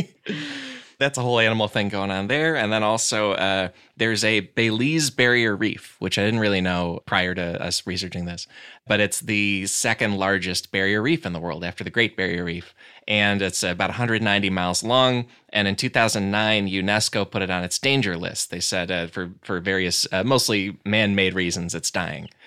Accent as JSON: {"language": "English", "region": "Great Lakes", "country": "United States", "tie": "born or raised there", "said": "I grew up around the Great Lakes"}